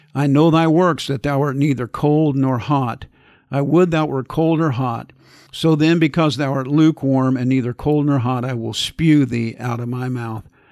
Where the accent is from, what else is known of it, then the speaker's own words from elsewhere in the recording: Kansas, United States; growing up in Kansas in the wintertime with the wind blowing